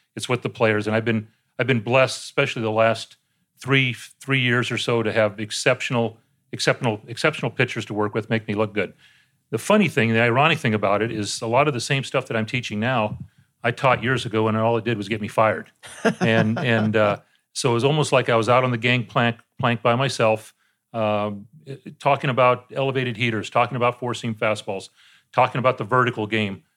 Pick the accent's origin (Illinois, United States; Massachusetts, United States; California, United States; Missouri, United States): California, United States; San Diego; I got back to my hometown in San Diego